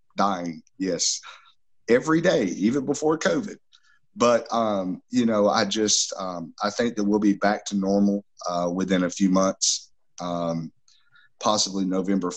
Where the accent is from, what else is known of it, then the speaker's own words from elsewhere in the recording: Southeastern U.S., United States; I'm from the Southeastern U.S.